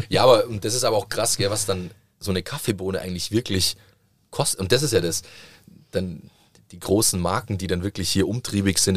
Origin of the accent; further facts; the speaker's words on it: Southern Italy, Italy; ich komme aus Süditalien